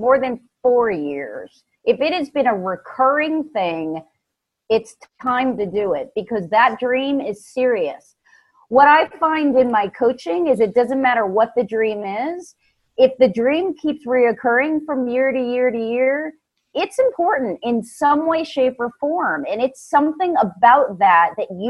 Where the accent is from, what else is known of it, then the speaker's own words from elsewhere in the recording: New York, United States; now in Atlanta, United States; Originally from New York, transplanted to Georgia.